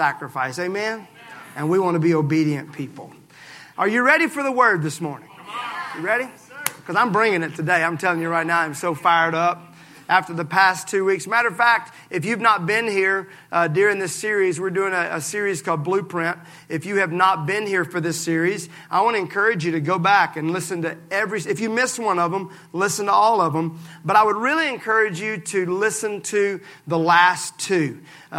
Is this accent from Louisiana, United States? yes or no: no; Mississippi, United States; I'm from Mississippi